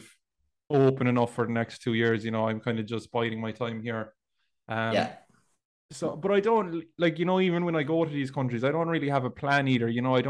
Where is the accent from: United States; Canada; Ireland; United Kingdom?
Ireland; near Kilmichael, West Cork, Munster; I went to school in Dunmanway, but I'm from kind of a country parish next to Kilmichael.